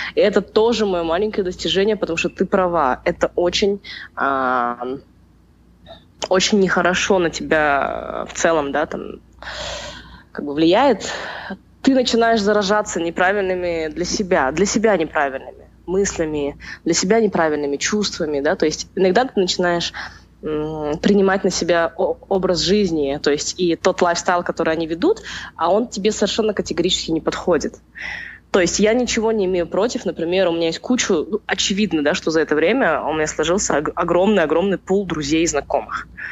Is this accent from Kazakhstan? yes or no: yes; Almaty, Kazakhstan; я же родилась в Алмате и прожила в Алмате